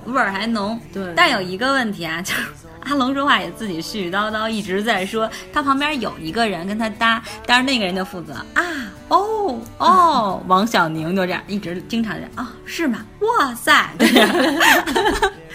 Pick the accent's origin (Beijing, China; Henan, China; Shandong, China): Beijing, China; 作为北京人